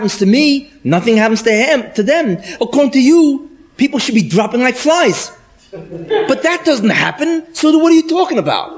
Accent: New York, United States; I'm from New York.

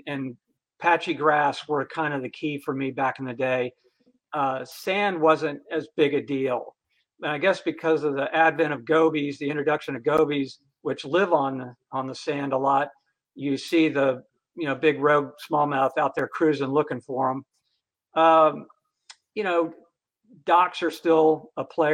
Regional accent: Florida, United States; I was born and raised in Florida

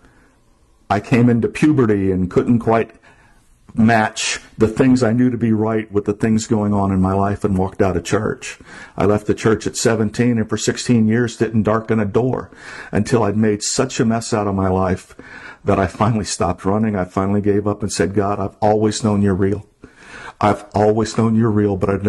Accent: Hollywood, Florida, United States; moved away as an adult; also born or lived in Everglades, Florida; now in Vermont, United States; I grew up in Hollywood, Florida, off the corner of 441 and Pembroke Road

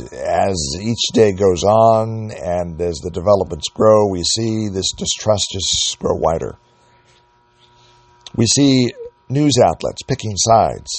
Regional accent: United States; We as the American people

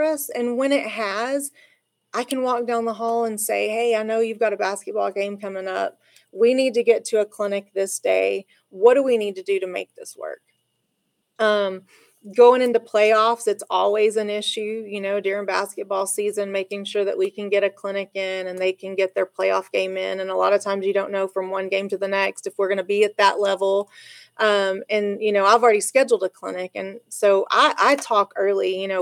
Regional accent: La Mesa, Texas, United States; also born or lived in Lubbock; I grew up in La Mesa

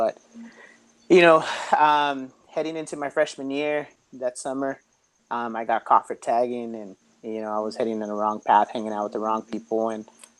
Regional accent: Santa Ana, California, United States; I grew up in Santa Ana. I was the youngest of three boys

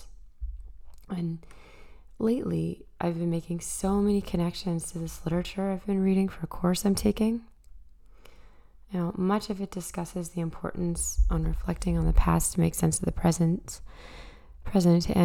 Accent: Truro, Nova Scotia, Canada; moved away; coming at you from my hometown, Truro, Nova Scotia.

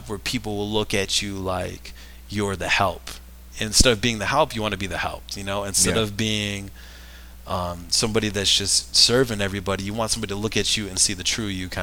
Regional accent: Rochester, Michigan, United States; I'm from Rochester, Michigan

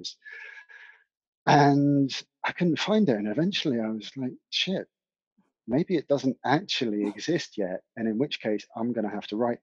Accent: East Anglia, East of England, United Kingdom; also born or lived in Scotland; now in South Devon, United Kingdom; I was brought up in East Anglia, rural East Anglia in the UK

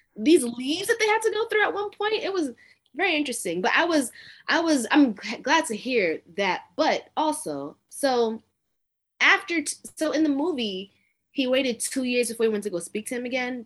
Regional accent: Brooklyn, New York, United States; now in Atlanta, United States; I'm from Brooklyn originally

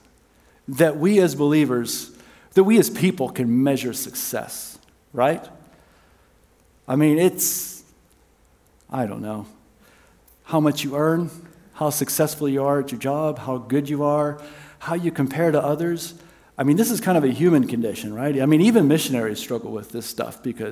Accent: South Africa; moved away; I was raised in South Africa

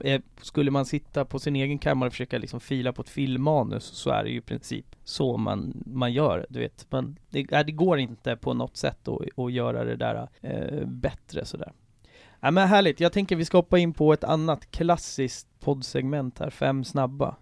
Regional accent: Haninge, Stockholm County, Sweden; jag är uppväxt i, i Haninge

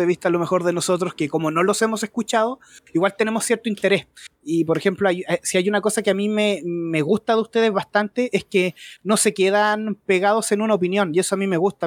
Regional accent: Rancagua, O'Higgins, Chile; Soy de acá de Chile, de la sexta región de Rancagua

